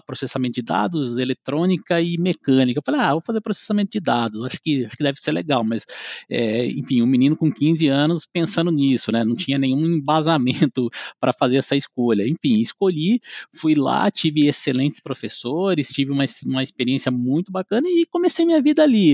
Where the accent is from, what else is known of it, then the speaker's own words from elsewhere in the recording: interior of São Paulo, Brazil; sou do interior de São Paulo, moro em Lençóis Paulista, é, é, bem próximo a Bauru.